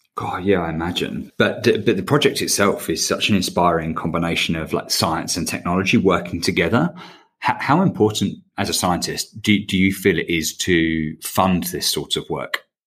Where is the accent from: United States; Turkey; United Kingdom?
United Kingdom; England; now in Australia; as you can tell from my accent, I'm, uh, I'm an Englishman